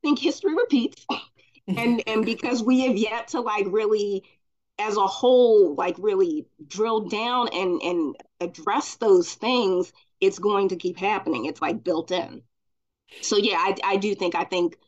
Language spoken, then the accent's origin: English; Baltimore, Maryland, United States; also born or lived in Glen Burnie, Maryland; So I'm from Maryland. I'm from Glen Burnie, Baltimore area. And I lived in Baltimore, but I went to school in Glen Burnie